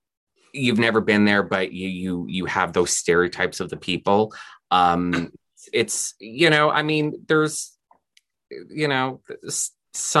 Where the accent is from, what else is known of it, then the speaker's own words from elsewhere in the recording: Canada; also born or lived in Houston, Texas / Austin, Texas; I'm Canadian and I live in Canada